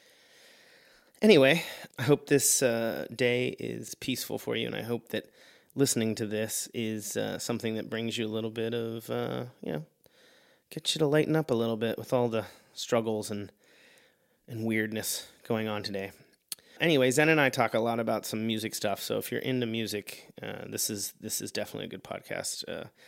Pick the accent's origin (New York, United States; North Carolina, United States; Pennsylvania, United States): Pennsylvania, United States; Pittsburgh; I'm from Pittsburgh